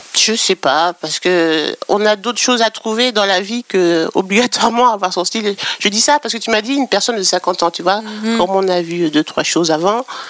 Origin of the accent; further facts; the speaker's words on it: Normandy, France; moi, j'ai grandi en Normandie